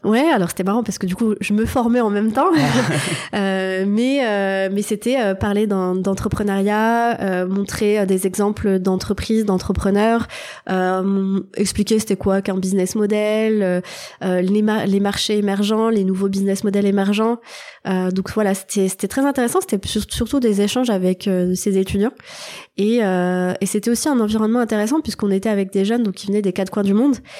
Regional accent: Thionville, Grand Est, France; moved away as an adult; now in Paris, France; je suis née en Lorraine, dans une ville qui s'appelle Thionville. Donc j'ai fait toute mon enfance dans la région.

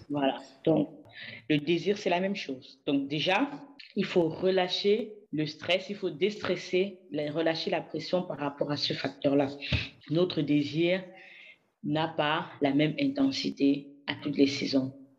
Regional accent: Cameroon; moved away; also born or lived in France; j'ai eu à cœur de revenir au Cameroun, mon pays d'origine

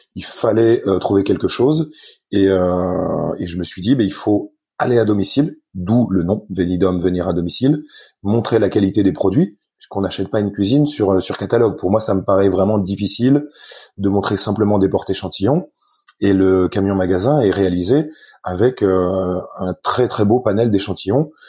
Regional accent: Lorraine, Grand Est, France; je suis, je suis lorrain, donc assez rigoureux

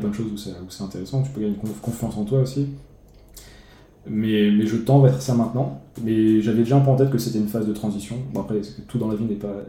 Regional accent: France; moved away as an adult; quitter mon pays d'origine la, France

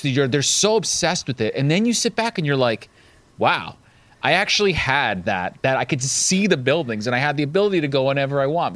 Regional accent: downstate New York, United States; I grew up downstate, New York State. So I grew up right outside of Manhattan

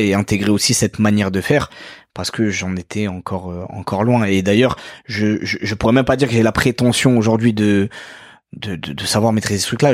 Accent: France; also born or lived in Mauritius / Paris; moi j'ai évolué en France, j'ai grandi en France, je continue à, vivre dans ce pays-là.

